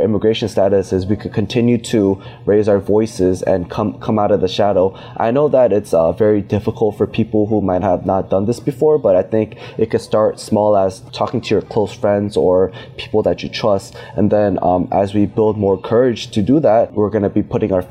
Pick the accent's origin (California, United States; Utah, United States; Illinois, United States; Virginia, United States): Virginia, United States; I'm from Virginia.